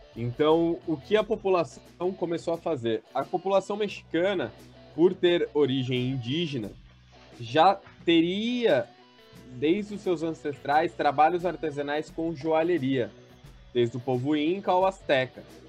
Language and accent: Portuguese; São Paulo, Brazil; eu tenho 26 anos, sou de São Paulo